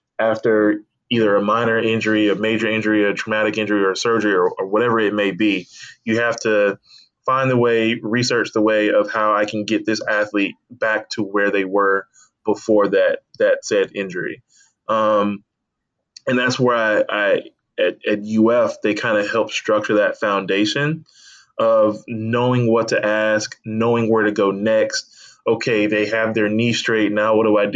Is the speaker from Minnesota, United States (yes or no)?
no; Tallahassee, Florida, United States; also born or lived in Atlanta area, Georgia / Alabama; I moved to Tallahassee around the age of 11 or 12, and so I kind of grew up in Tallahassee, Florida.